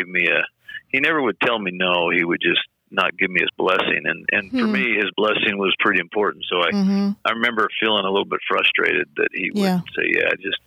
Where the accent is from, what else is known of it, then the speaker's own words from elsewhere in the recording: Oregon, United States; moved away as an adult; now in Grand Haven, United States; I'm actually from Oregon